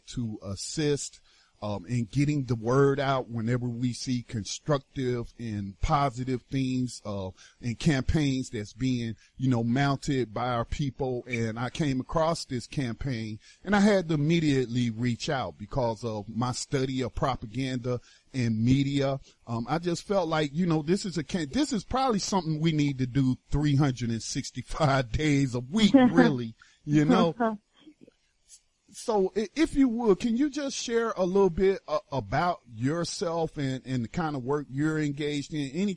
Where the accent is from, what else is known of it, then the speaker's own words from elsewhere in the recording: North Carolina, United States; North Carolina, my home state